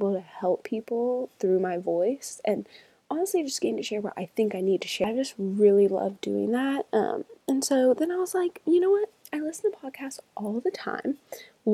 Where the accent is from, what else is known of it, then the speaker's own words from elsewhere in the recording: Charlotte, North Carolina, United States; moved away as an adult; now in Birmingham, Alabama, United States; I'm originally from Charlotte, North Carolina